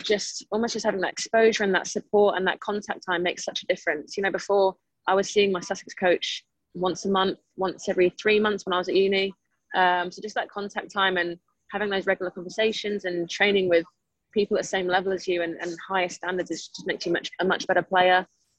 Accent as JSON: {"language": "English", "country": "Spain", "tie": "born or raised there", "also_born_or_lived": "United States", "said": "Yeah, so I grew up in Spain and the US, so I had never heard of cricket."}